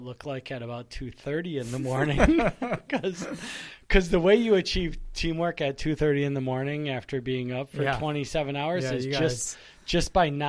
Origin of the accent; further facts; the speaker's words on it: Northeast, United States; we're from the Northeast.